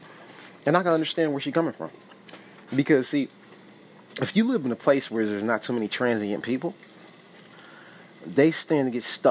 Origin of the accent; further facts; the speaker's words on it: Milwaukee, Wisconsin, United States; moved away as an adult; now in Fennimore, United States; we have lived in Wisconsin all our life. We moved from Milwaukee to a small town in Fenimore, which is only like 2,500 people